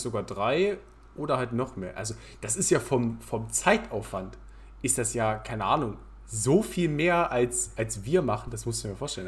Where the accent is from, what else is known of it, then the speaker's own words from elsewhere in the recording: Halberstadt, Saxony-Anhalt, Germany; aus meiner Heimatstadt, aus Halberstadt